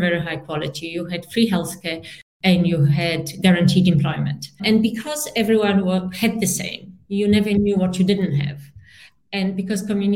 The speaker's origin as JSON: {"language": "English", "town": "Gliwice", "region": "Silesian Voivodeship", "country": "Poland", "tie": "born or raised there", "moved": "yes", "said": "I was born in Poland in a town which really its only fame, Gliwice, was that that's the town where Germany attacked Poland during World War II. And I grew up in a communist Poland"}